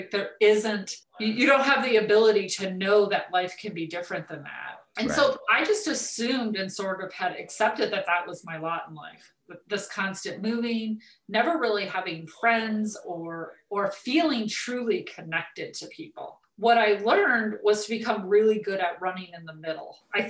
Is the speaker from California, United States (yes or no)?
yes; California, United States; also born or lived in Arizona / Nevada / Utah / Colorado; So I was born in Southern California. We lived all over Southern California, but we also lived in Arizona and Nevada and Utah and Colorado.